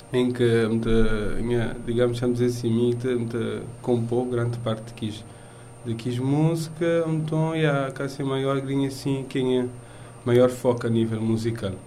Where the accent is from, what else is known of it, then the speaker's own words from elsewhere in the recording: Cape Verde; moved away; para a minha terra